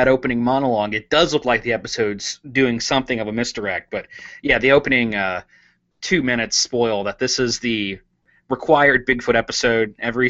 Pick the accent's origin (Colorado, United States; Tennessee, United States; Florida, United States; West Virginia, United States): West Virginia, United States; I'm from West Virginia, so my state monster is the Mothman.